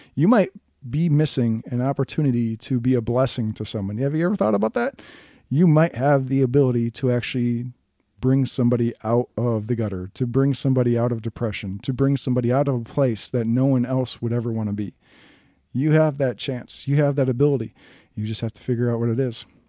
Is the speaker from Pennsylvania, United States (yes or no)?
no; Wisconsin, United States; I'm from Wisconsin.